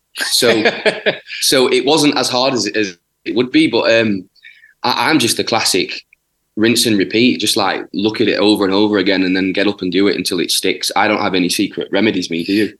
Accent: Yorkshire and the Humber, United Kingdom; I'm from South Yorkshire

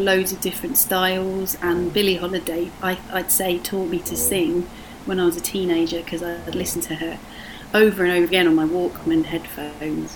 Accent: Surrey, South East England, United Kingdom; moved away as an adult; also born or lived in Brighton; now in France; I grew up in southeast England, in Surrey

